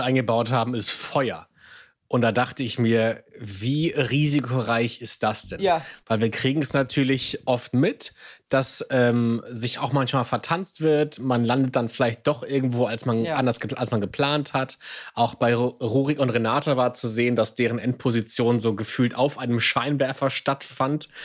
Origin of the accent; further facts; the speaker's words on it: Hamburg, Germany; ich bin Hamburger